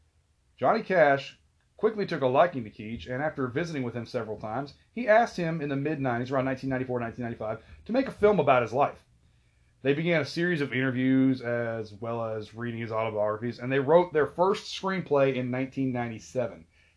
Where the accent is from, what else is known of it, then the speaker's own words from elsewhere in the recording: Salt Lake City, Utah, United States; Growing up in the Salt Lake City area